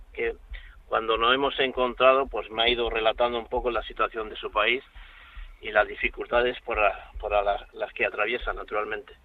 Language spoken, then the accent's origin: Spanish; Almería province, Andalusia, Spain; also born or lived in Garrucha; soy de la provincia de Almería